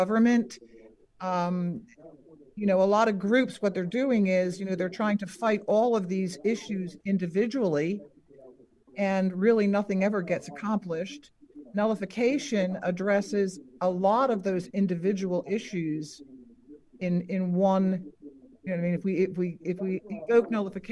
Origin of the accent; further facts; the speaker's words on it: New Jersey, United States; moved away as an adult; also born or lived in Philadelphia, Pennsylvania / Florida; now in Bristol, Tennessee, United States; I was born in Philadelphia, raised in New Jersey, and when I retired, we moved to Florida